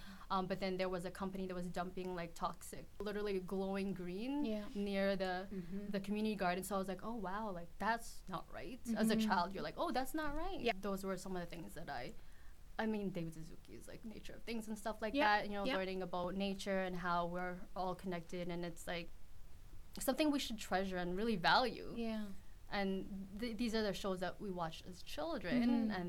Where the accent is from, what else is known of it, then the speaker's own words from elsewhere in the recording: Philippines; Philippines, I grew up in the Philippines and it seemed normal.